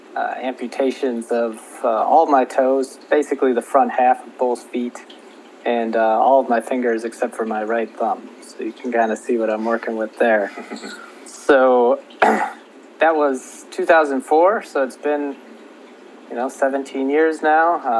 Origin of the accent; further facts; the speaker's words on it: Minnesota, United States; moved away as an adult; also born or lived in Kansas; I grew up in Minnesota and then I went to the University of Kansas for college